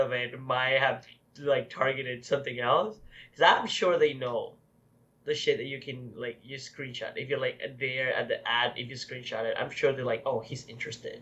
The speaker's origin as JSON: {"language": "English", "country": "Mexico", "said": "I am not Canadian. I'm from Mexico"}